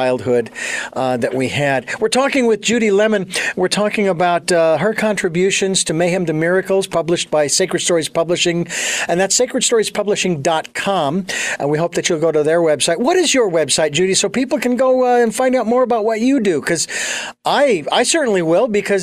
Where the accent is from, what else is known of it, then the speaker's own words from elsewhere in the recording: Phoenix, Arizona, United States; now in Santa Barbara, United States; I was born and raised in Phoenix